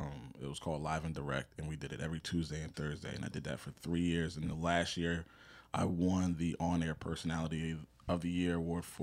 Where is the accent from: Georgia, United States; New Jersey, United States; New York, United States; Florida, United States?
New Jersey, United States; South Brunswick; graduated from Howard University, born and raised in Central New Jersey, South Brunswick to be specific. I'm age 34, born September 3rd.